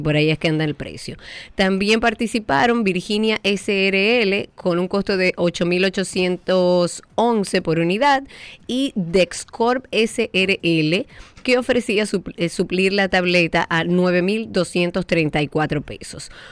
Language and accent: Spanish; Dominican Republic; uno como dominicano de bien que paga sus impuestos